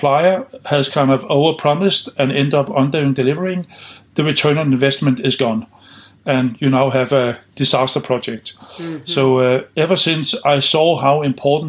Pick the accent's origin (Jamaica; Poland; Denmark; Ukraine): Denmark; I started out in Denmark, in my home country